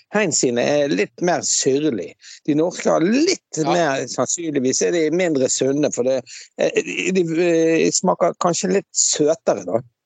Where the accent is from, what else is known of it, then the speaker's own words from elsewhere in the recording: Bergen, Vestland, Norway; moved away as an adult; also born or lived in Scotland; now in Askøy, Norway; vi vokste opp på Laksevåg